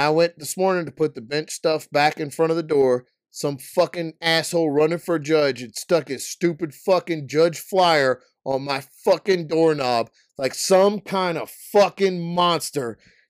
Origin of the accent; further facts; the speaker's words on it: Canada; I'm from Canada.